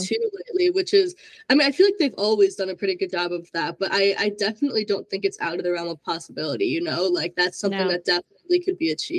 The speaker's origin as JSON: {"language": "English", "region": "Minnesota", "country": "United States", "said": "So I'm from Minnesota, so I'm like home of … everything."}